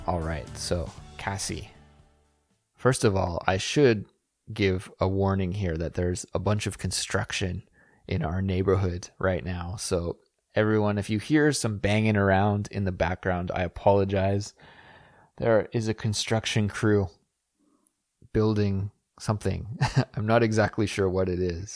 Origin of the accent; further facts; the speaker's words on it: Kelowna, British Columbia, Canada; my hometown of Kelowna, B C